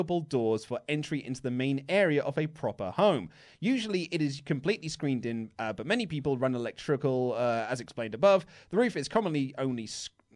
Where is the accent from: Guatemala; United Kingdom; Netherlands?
United Kingdom; We're humble British men